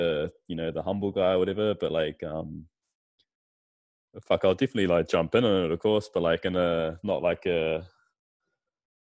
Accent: Auckland, New Zealand; I grew up in New Zealand. Like, obviously, I'm from here

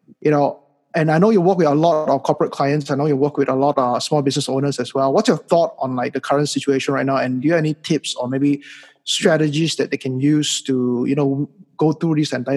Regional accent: Malaysia; moved away; also born or lived in United States; 3-4 years ago when I came back to Malaysia from the United States

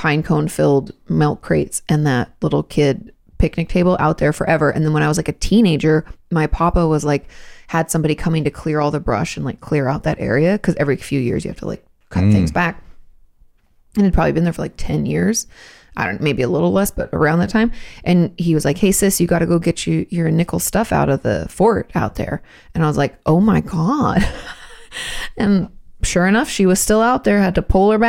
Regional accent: Pacific Northwest, United States; I grew up in the Pacific Northwest

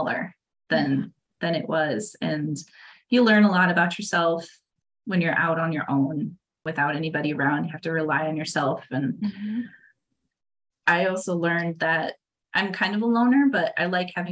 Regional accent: Iowa, United States; now in Wisconsin, United States; I grew up in Iowa

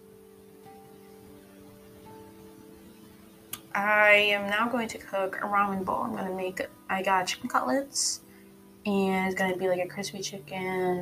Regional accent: a Tri-City area in an East Coast state, United States; I lived in the same area my whole life, the same Tri-City area my whole life, my hometown that I was living in before, my whole life

